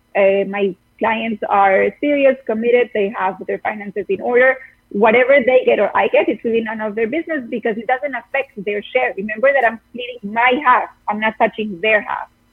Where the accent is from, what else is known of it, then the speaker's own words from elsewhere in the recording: Costa Rica; moved away as an adult; now in New York, United States; I'm from Costa Rica. I've been in New York for eight years